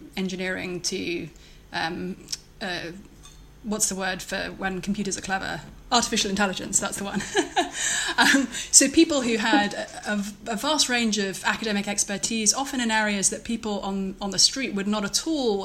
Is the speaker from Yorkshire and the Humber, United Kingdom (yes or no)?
no; London, United Kingdom; moved away as an adult; now in Cambridge, United States; I am from London, pretty much